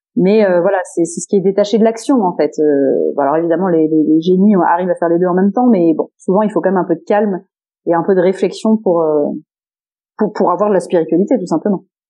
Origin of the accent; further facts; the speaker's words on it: Landes, Nouvelle-Aquitaine, France; je viens de là, euh, dans les Landes, puisque dans ma famille, euh, euh, famille très, enfin, très large, d'ailleurs, euh, cousins, et cetera, euh, on vient tous, euh, des Landes du côté de mon papa